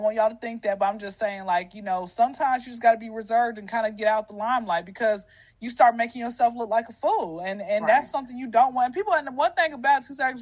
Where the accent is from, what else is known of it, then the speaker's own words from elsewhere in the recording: Atlanta, Georgia, United States; born and raised in Atlanta. I've been here since I was 0